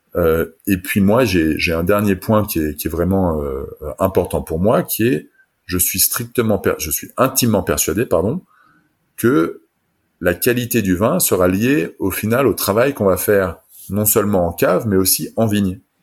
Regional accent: France; now in Germany; je suis français mais j'habite en Allemagne

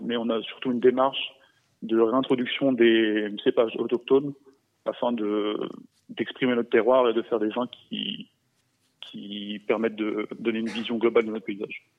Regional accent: France; moved away as an adult; also born or lived in Catalonia; now in Spain; je suis français

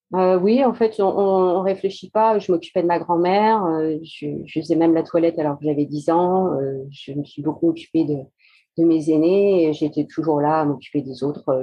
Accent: Château-du-Loir, Pays de la Loire, France; also born or lived in Fougères, Ille-et-Vilaine; je suis euh, née à Fougères, en Ille-et-Vilaine, et mes parents, pour des raisons professionnelles, sont venus s'installer dans la Sarthe. Donc voilà, après, j'ai fait toutes mes études à Château-du-Loir, collège, lycée

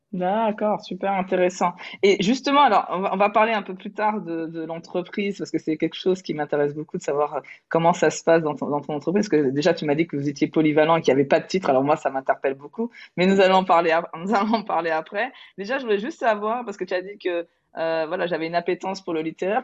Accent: Toulouse, Occitania, France; je suis toulousaine

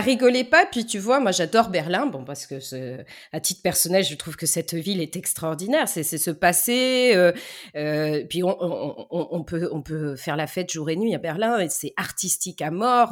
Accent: Lyon suburbs, Auvergne-Rhône-Alpes, France; now in Bordeaux, France; je suis née euh, du côté de la région de Trois-Gros et Paul Bocuse, dans la banlieue lyonnaise

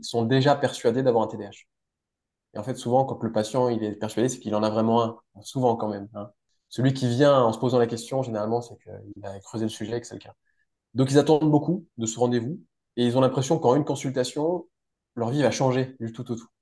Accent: France; moved away as an adult; also born or lived in Strasbourg; now in Switzerland; Je suis français

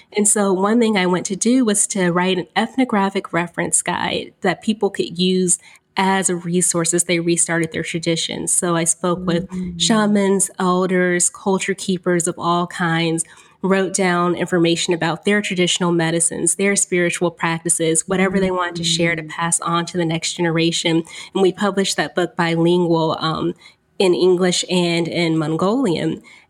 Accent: Houston, Texas, United States; now in White Plains, United States; I'm from Houston, Texas, and I am currently living in White Plains, New York.

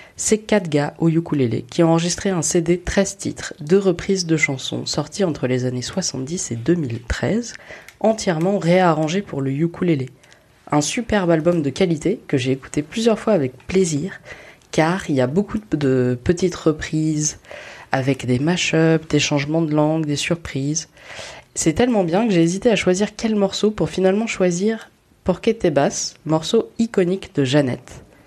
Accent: Paris, Île-de-France, France; je suis une Parisienne privilégiée, qui n'habite pas très loin des Trois Baudets

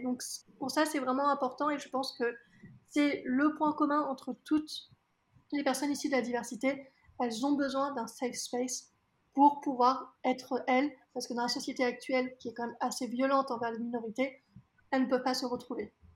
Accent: France; je suis née en France, que je suis française

